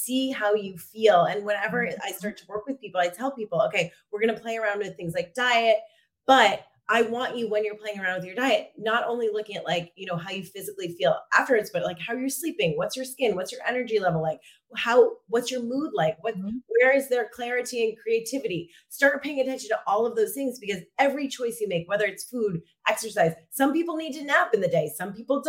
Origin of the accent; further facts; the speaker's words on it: Maine, United States; moved away as an adult; also born or lived in New York / Los Angeles; now in Lisbon, Portugal; I grew up in Maine